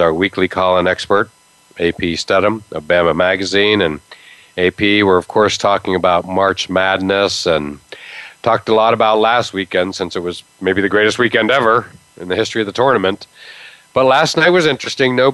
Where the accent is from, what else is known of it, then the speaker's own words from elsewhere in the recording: Pennsylvania, United States; moved away; also born or lived in Fairmont, West Virginia; I'm from Pennsylvania.